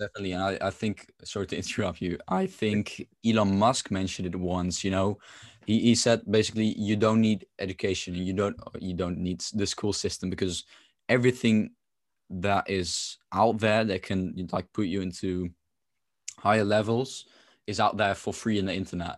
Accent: Netherlands; I'm from the Netherlands

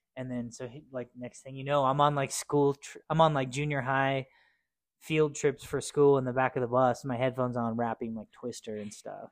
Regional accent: Cheyenne, Wyoming, United States; also born or lived in Torrington, Wyoming; I was born and raised here in Cheyenne, our lovely old town.

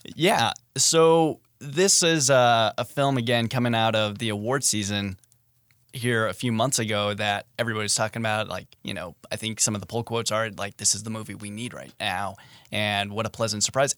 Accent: Midwest, United States; I grew up in the Midwest

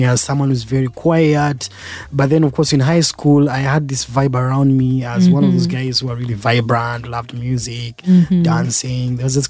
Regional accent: Jinja, Eastern Region, Uganda; born there; Of course, I was born here in Uganda.

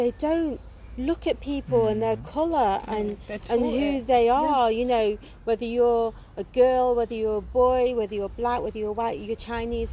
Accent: United Kingdom; I class myself as black British because I was born here

